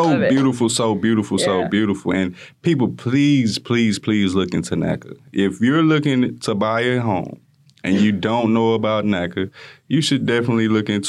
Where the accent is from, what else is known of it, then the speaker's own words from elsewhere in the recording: Houston, Texas, United States; I grew up in Greens Point. I still have family in Greens Point.